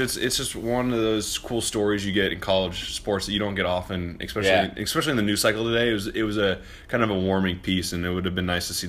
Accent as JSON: {"language": "English", "region": "the South", "country": "United States", "tie": "born or raised there", "said": "It's for growing up in the South, I heard Gonzaga all the time."}